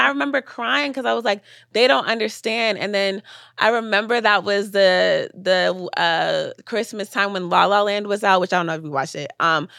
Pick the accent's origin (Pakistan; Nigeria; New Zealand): Nigeria; But I will say being a Nigerian also helped me, like, push past obstacles.